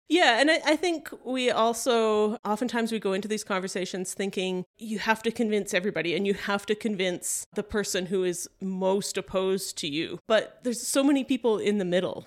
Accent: Canada; we're Canadian

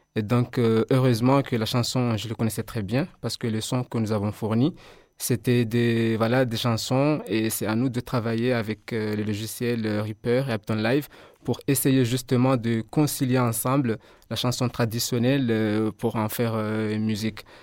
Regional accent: Comoros; moved away as an adult; now in Mayotte; à la base, je suis comorien. Je suis étudiant comorien.

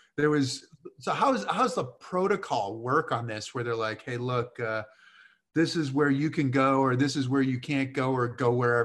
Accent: Massachusetts, United States; for me growing up back in Mount Tom and those kinds of things in Massachusetts.

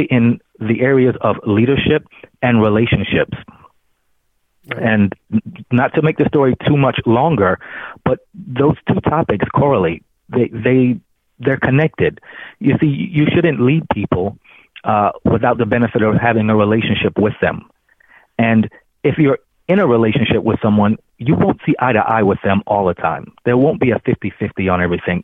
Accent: New York City, New York, United States; I grew up in Brooklyn, New York, raised by a single parent

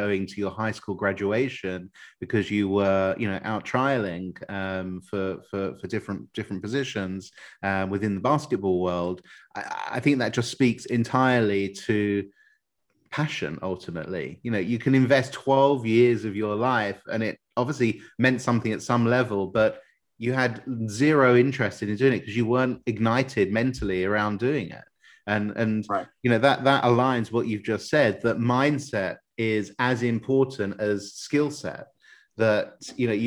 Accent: United Kingdom; I'm a Brit

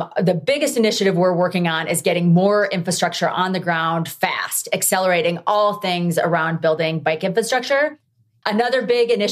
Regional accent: Midwest, United States; now in Colorado, United States; I grew up in the Midwest. And when I moved to Colorado

